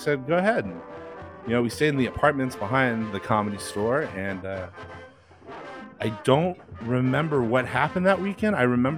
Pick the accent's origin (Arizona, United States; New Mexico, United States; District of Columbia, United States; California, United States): New Mexico, United States; Albuquerque; I'm from Albuquerque, New Mexico, so not really too much football.